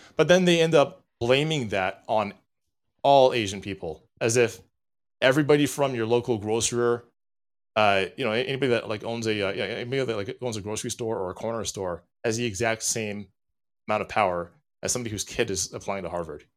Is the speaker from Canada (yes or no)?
no; Jamaica; I am a, a Jamaican chauvinist